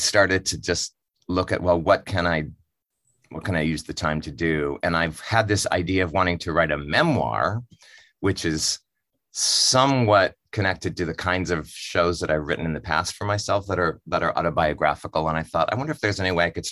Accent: Montana, United States; I'm from Montana, and my mom's family homesteaded in Montana

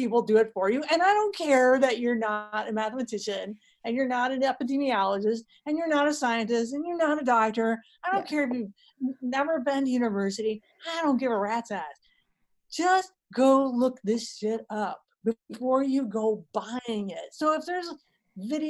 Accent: Northern Ohio, United States; moved away; I'm from Ohio, for your other people listening, from Ohio, Northern Ohio

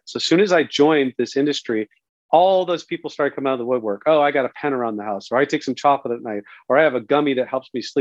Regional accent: Santa Cruz, California, United States; moved away; I grew up originally in Santa Cruz, California

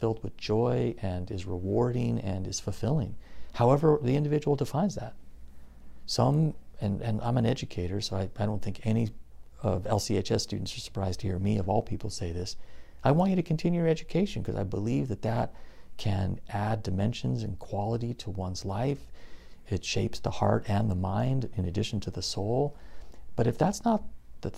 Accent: Covina, California, United States; also born or lived in Germany; I was raised in the San Gabriel Valley in the city of Covina

